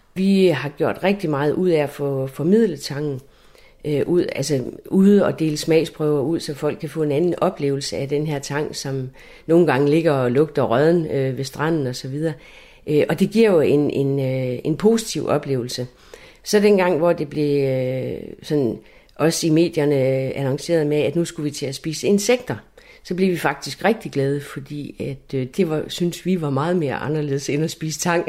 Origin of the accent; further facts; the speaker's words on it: Læsø, North Denmark Region, Denmark; moved away as an adult; Jeg er jo født og opvokset på Læsø, og jeg er født op ved Vestø, ved havnen